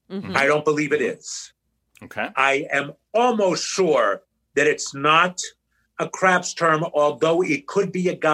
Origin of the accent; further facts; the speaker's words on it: Trenton, New Jersey, United States; There's a retirement home in Trenton, New Jersey, mm-hmm. which is mm-hmm. my hometown.